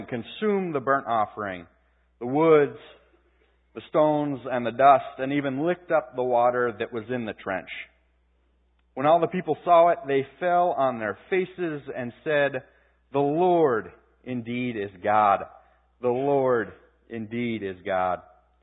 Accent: Pittsburgh, Pennsylvania, United States; my hometown, Pittsburgh Penguins

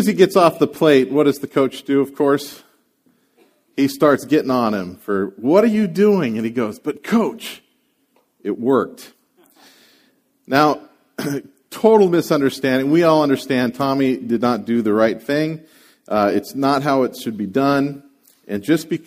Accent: San Francisco Bay Area, California, United States; I grew up around the Bay Area

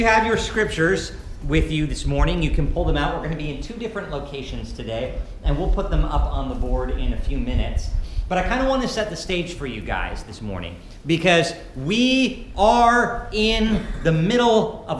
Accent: Montana, United States; now in Ketchikan, United States; And I grew up in Montana, where there was just feet of snow every year at Christmas.

